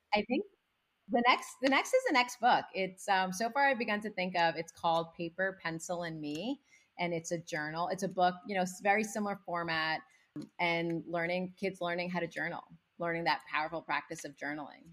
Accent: United States; when I came to the States when I was six months old with my parents, we didn't speak any English. So I learned English along with my parents by watching Sesame Street

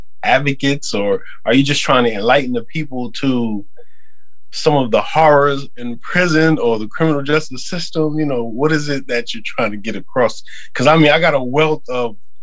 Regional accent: New York, United States; also born or lived in Queens, New York; I'm from New York

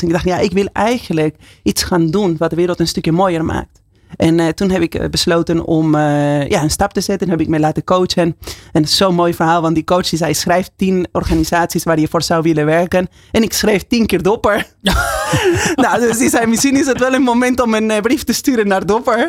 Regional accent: Buenos Aires, Argentina; Dutch is a second language; moved away as an adult; now in Netherlands; Ja, ik kom uit Argentinië. En ik woon uh, 23 jaar in Nederland. Dat is bijna de helft van mijn leven

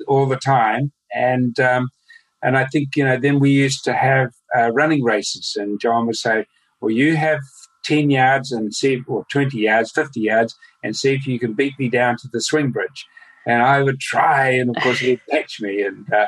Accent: Nelson, New Zealand; I was born in Nelson, mm-hmm. and living out at Stoke, which is not far out

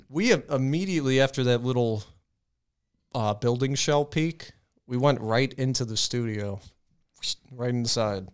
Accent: Medina, United States; I was in Medina.

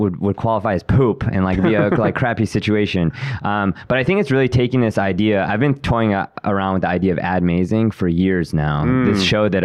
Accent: Chicago, Illinois, United States; I was born and raised in Chicago

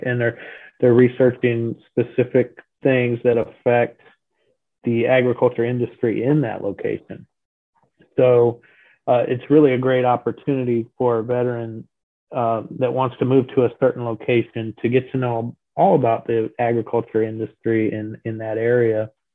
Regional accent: Colorado, United States; moved away as an adult; now in Florida, United States; retired in about 2006 um, in Colorado. That's where I'm originally from.

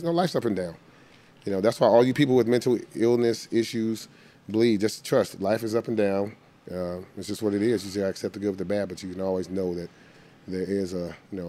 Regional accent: the Bay Area, California, United States; I'm from the Bay

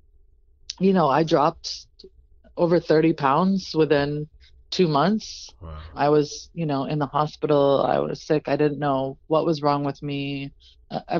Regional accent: New England, United States; we grew up in New England

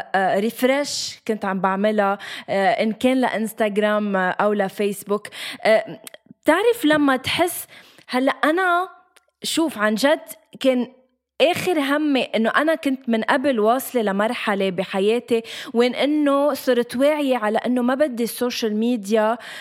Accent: Lebanon; نحن لبنانيه

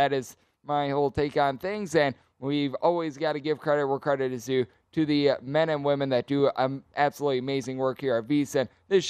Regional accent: Greenville, Wisconsin, United States; now in Las Vegas, United States; Ironically enough, I grew up in Greenville, Wisconsin.

